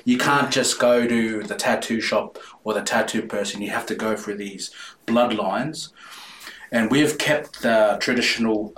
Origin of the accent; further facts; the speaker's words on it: Porirua, Wellington, New Zealand; also born or lived in Titahi Bay; I'm born in New Zealand, mm. but I grew up in Porirua